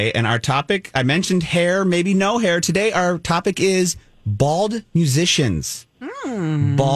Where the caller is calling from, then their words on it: East Bethel, Minnesota, United States; East Bethel.